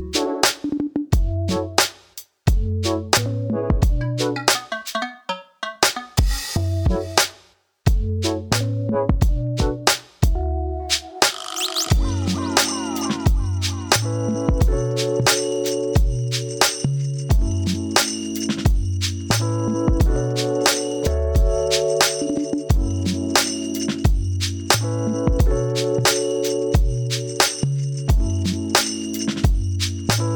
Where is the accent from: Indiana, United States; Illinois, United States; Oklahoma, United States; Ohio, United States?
Oklahoma, United States; moved away as an adult; now in Texas, United States; I'm from Oklahoma